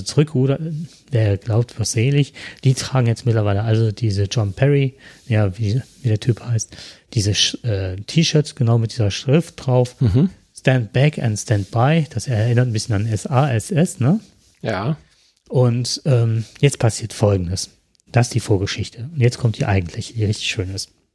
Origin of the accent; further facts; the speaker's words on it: Germany; bei uns in Deutschland